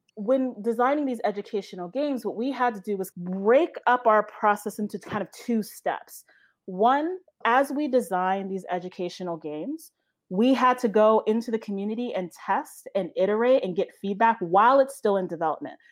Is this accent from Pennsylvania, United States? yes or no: yes; Pennsylvania, United States; moved away; I am from Pennsylvania